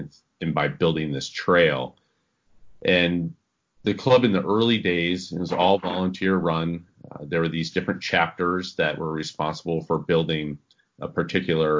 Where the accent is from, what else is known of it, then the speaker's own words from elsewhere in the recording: Vermont, United States; I grew up here in Vermont